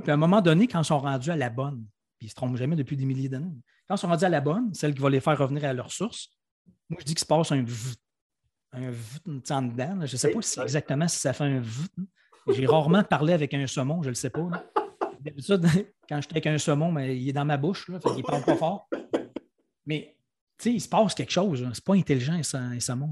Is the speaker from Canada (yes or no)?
yes; Quebec City, Quebec, Canada; je viens de Québec, j'habite encore à Québec